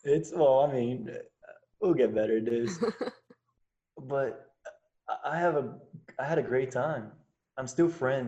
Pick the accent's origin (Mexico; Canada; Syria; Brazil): Brazil; also born or lived in United States; I'm from Brazil